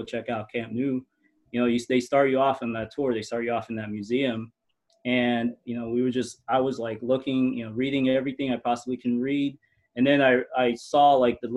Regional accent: Corona, California, United States; now in Ontario, California, United States; I'm originally from Corona, which is also in the IE

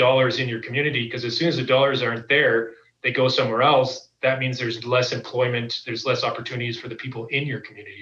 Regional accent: Calgary, Alberta, Canada; I'm born and raised in Calgary

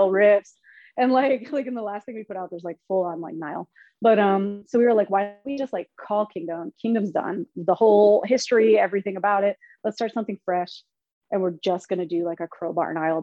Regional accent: Philadelphia, Pennsylvania, United States; moved away as an adult; I'm from Philly, but I'm not there anymore

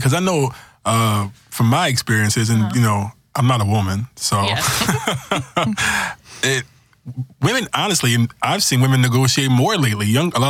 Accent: New York, United States; Well, I'm from New York, so that's my hometown.

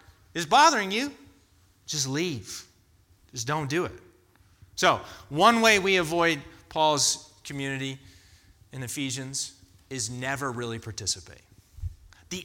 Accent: United States; as American Christians

